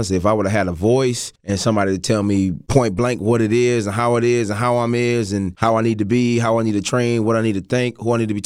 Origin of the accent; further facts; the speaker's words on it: Reston, Virginia, United States; I'm from Reston, so I came from South Lakes